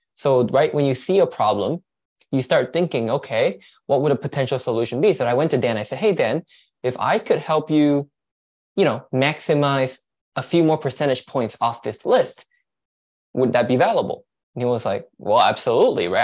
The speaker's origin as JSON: {"language": "English", "country": "Malaysia", "moved": "yes", "lives_now": "United States", "said": "I'm from Malaysia, so I'm actually an immigrant."}